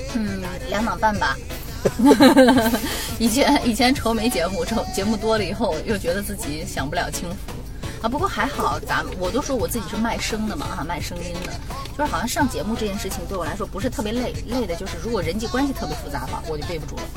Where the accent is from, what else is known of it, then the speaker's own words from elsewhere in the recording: Northern Shaanxi, China; accent: Northern Shaanxi dialect; 所有人给我贴上了陕北话标签儿